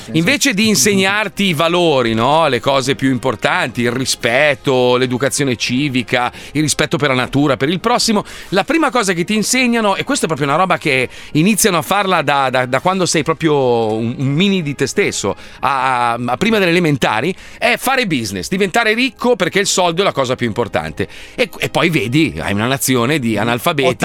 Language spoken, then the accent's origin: Italian; United States; io poi tra l'altro sono cresciuto in America, la, la, diciamo la prima parte della mia mia vita l'ho fatta in America